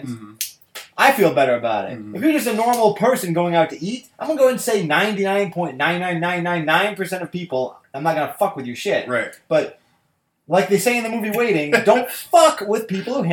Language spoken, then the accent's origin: English; United Kingdom; Malt vinegar is my favorite vinegar overall because I'm British.